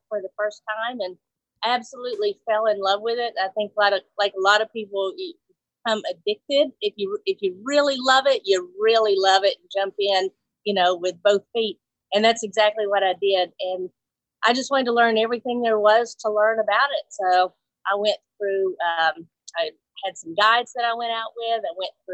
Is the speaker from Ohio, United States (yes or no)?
no; Mobile, Alabama, United States; also born or lived in Nashville, Tennessee / West Coast; I was born in Mobile, Alabama, and I've been in the South, you know, for as long as I can remember.